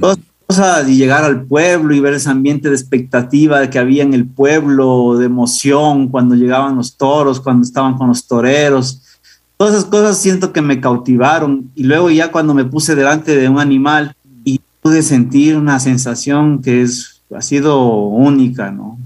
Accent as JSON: {"language": "Spanish", "town": "Riobamba", "region": "Chimborazo", "country": "Ecuador", "tie": "born or raised there", "said": "nací en la ciudad de Riobamba. Eh, yo me crecí, crecí en un entorno eh, apegado al mundo del toro"}